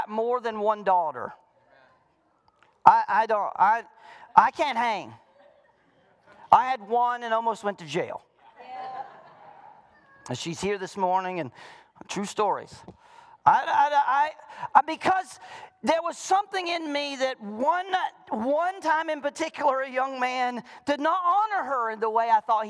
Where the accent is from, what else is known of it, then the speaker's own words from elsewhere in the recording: the South, United States; moved away; I was raised in the South